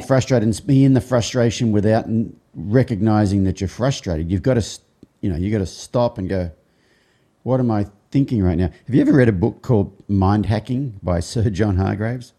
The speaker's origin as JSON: {"language": "English", "country": "Australia", "tie": "born or raised there", "said": "growing up in Australia, especially as a boy"}